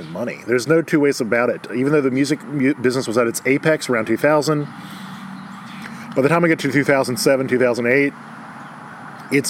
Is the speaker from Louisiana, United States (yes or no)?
yes; Baton Rouge, Louisiana, United States; Growing up in Baton Rouge